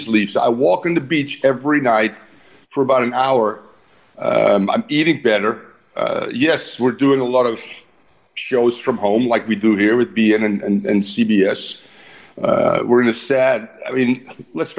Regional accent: Netherlands; moved away; how I grew up in the Netherlands

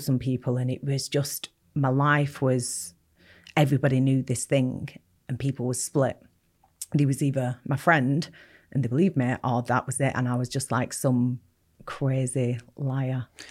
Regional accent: Bolton, North West England, United Kingdom; I grew up in Bolton, um, not a very nice part of Bolton either

